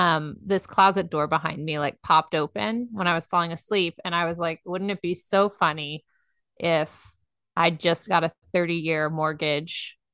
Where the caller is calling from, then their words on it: Dallas, Texas, United States; I am in Dallas, Texas.